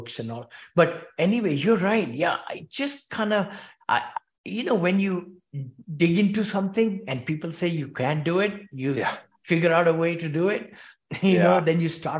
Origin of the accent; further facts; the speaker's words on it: India; moved away as an adult; also born or lived in Bombay; now in Danville, United States; I'm from India originally. I grew up there and wanted to be a mechanical engineer